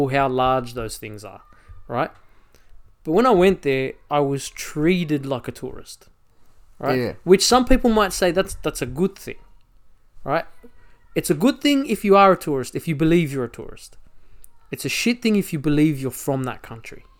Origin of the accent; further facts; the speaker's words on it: Australia; accent: Aussie; also born or lived in Egypt; my family migrated here. We came here in 89 and I was 3 years old